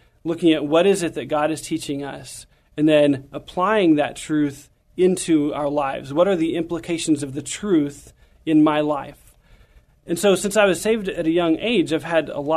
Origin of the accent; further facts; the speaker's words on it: San Antonio, Texas, United States; also born or lived in Universal City, Texas; I grew up here in San Antonio and over in the Universal City area, northeast part of town.